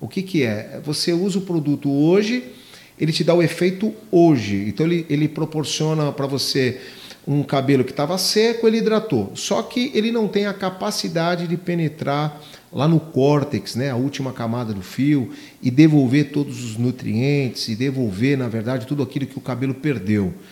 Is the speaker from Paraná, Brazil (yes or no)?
no; São Paulo, Brazil; É, nós somos oriundos de São Paulo, da capital.